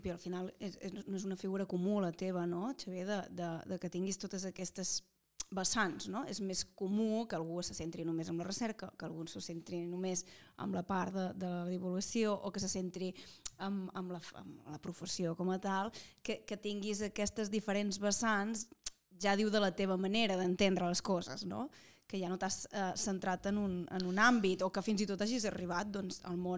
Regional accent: Catalonia, Spain; Soc molt catalana.

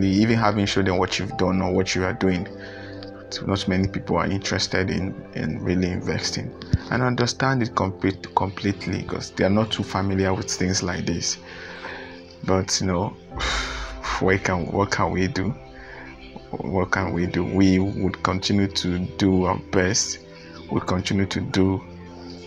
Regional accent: Anambra, Nigeria; right here in Anambra State, my home state.

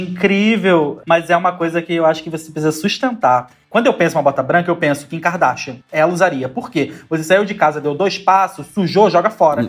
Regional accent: Florianópolis, Santa Catarina, Brazil; moved away as an adult; now in Rio de Janeiro, Brazil; eu sou do sul, eu sou de Florianópolis. Eu nasci, cresci lá

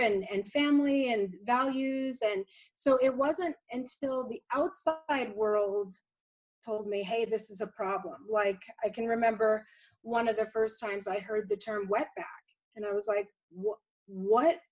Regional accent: California, United States; growing up in California and my mom my parents being from California

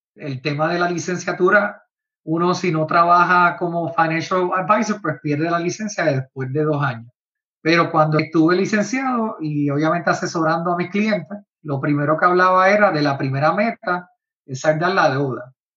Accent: Puerto Rico; en Puerto Rico, de donde yo soy

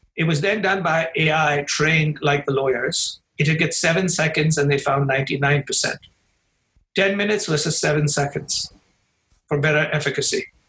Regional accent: India; now in Chicago, United States; my home country in India

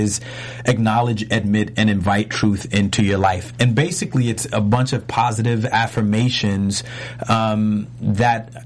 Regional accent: New York City, New York, United States; I grew up in New York City in the Bronx

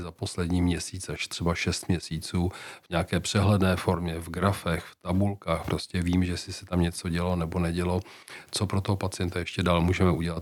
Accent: Czechia; jako Češi

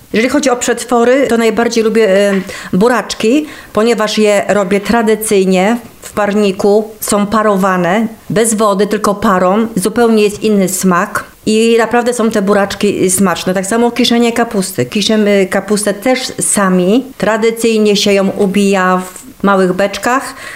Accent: Kosznajderia, Kuyavian-Pomeranian Voivodeship, Poland; Jeżeli chodzi o kosznajderię, to urodziłam się tutaj w tych stronach

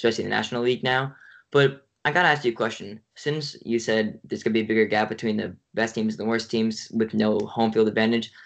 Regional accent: New York, United States; we're from New York

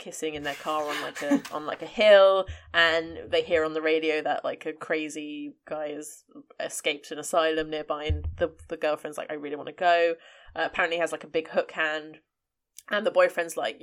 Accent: Cyprus; I grew up in Cyprus

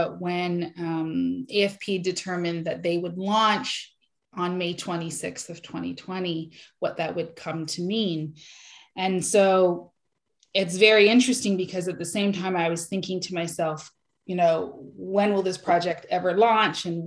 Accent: Canada; Black Canadian women fundraisers in Canada

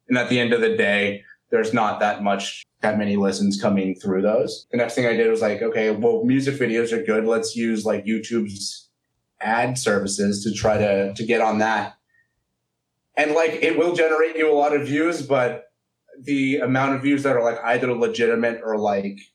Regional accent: Berkeley, California, United States; I'm from Berkeley, California.

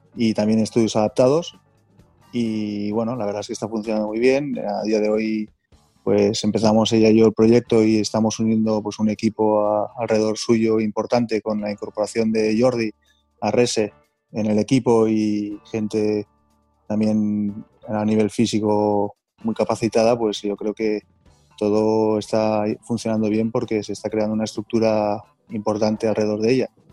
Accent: Andorra; moved away as an adult; now in Barcelona, Spain; somos de Andorra

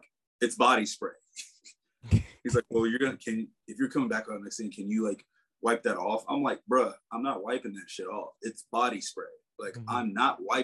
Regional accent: South Carolina, United States; growing up in South Carolina

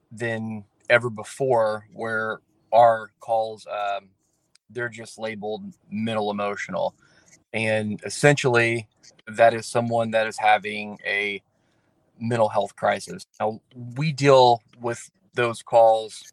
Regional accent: Morgantown, Indiana, United States; I am from Morgantown, Indiana. I grew up in the Brown County area.

